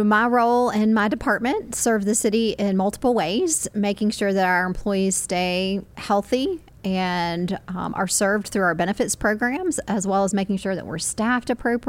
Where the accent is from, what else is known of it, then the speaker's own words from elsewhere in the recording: Spartanburg, South Carolina, United States; I grew up in Spartanburg.